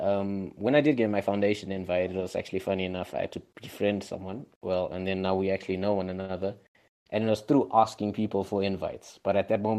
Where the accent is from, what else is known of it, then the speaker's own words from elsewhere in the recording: Zimbabwe; I'm from Zimbabwe